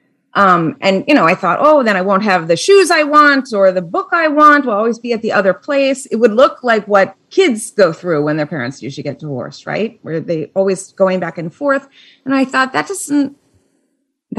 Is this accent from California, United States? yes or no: no; Minnesota, United States; now in New Jersey, United States; I'm from Minnesota